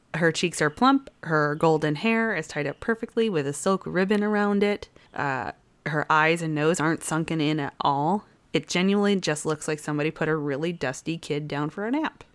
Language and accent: English; United States; as an American